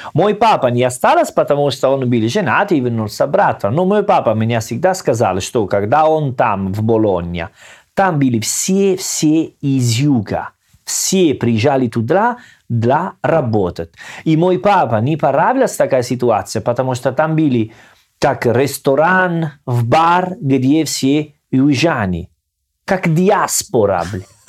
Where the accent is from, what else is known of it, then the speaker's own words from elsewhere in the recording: Salerno, Campania, Italy; accent: Salernitano; Russian is a second language; moved away; Я из Салерно